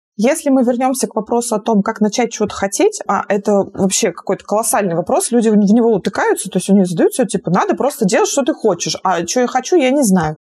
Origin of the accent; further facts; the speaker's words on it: Izhevsk, Udmurtia, Russia; moved away as an adult; also born or lived in Belgrade; Я сама из Ижевска. Это город э, в Удмуртской республике.